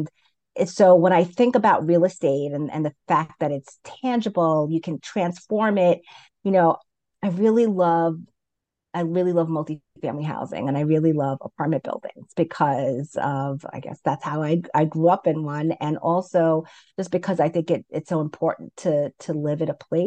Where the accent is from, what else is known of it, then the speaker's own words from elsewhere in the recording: New York City, New York, United States; also born or lived in Brooklyn; I grew up in Queens, and currently I live in Brooklyn